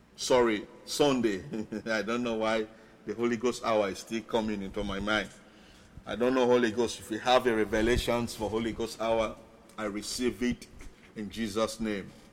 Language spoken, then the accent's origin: English; Sierra Leone; first language Mende and Krio; English is a second language; now in Tacoma, United States; my other nations, Sierra Leone, I will chip in a little, little. My native language, Mende and Creole